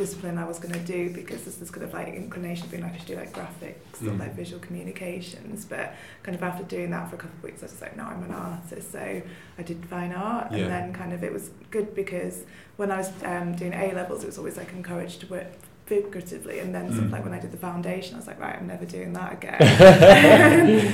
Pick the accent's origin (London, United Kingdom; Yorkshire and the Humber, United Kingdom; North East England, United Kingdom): Yorkshire and the Humber, United Kingdom; Leeds; I grew up in Headingley, which is just kind of like quite normal suburban, student-y kind of area.